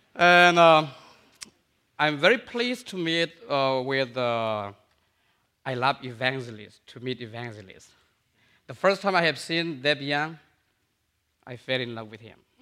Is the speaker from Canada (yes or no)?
no; Myanmar; also born or lived in India; I'm from Burma